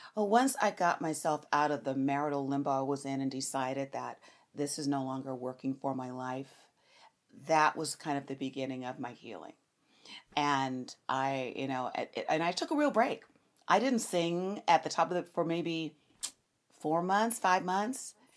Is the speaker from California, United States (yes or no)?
yes; Los Angeles, California, United States; I am born and raised in Los Angeles, California